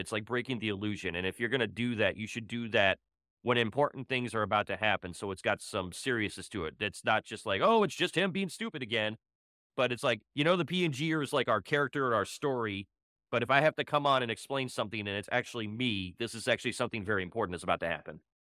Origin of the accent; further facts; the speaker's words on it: Cleveland, Ohio, United States; moved away as an adult; now in Houston, United States; I'm from Ohio, Cleveland, Ohio